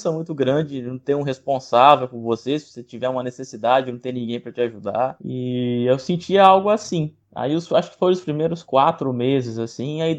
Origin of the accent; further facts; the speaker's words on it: Cachoeiro de Itapemirim, Espírito Santo, Brazil; mas eu sou nascido e criado em Cachoeira da Mirim e vivi toda a minha vida